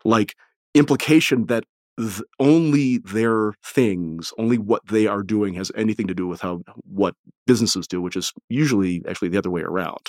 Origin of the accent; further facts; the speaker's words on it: Detroit, Michigan, United States; I'm from the Detroit area